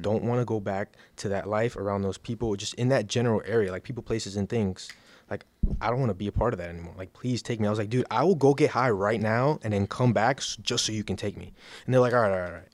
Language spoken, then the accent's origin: English; Miami Gardens, Florida, United States; I'm from Miami, Miami Gardens